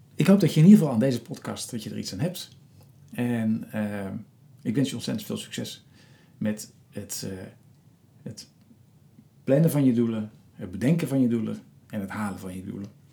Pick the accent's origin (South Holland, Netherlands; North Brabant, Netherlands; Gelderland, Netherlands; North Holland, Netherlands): South Holland, Netherlands; Rotterdam; in mijn geboortestad Rotterdam